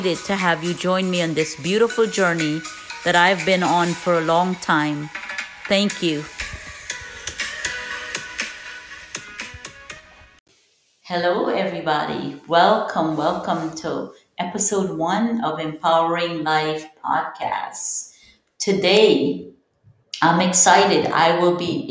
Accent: Guyana; moved away as an adult; now in United States; I am originally from Guyana, South America. Came here when I was barely 19

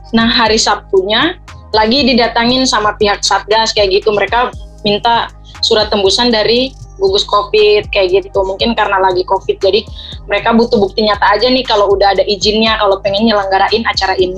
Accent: Papua, Indonesia; karena saya berasal kan dari Papua, jadi dan Melanesian ini kan kumpulan kalau yang Melanesian Hip Hop ini kan kumpulan anak-anak dari Papua, Maluku, NTT, dimana kita tuh dari ras yang sama kayak gitu.

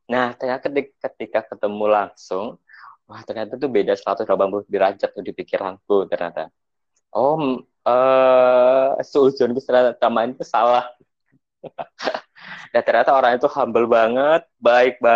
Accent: Blitar, East Java, Indonesia; temanku yang emang di Jakarta yang emang berasal dari Blitar kan aku dari Blitar nyamperin untuk temennya itu

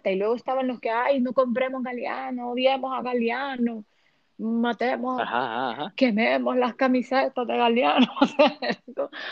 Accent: Honduras; now in Miami, United States; Es porque los hondureños, y los latinos somos chusmas

